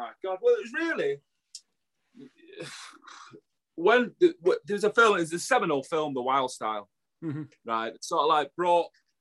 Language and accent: English; Manchester, North West England, United Kingdom; I'm from Burnage, Firetown, you know, you can probably tell that with the accent